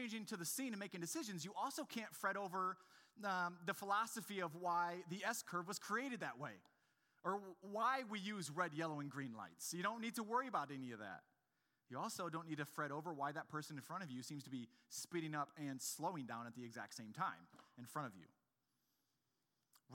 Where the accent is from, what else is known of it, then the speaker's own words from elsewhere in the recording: Grand Rapids, Michigan, United States; I'm from Grand Rapids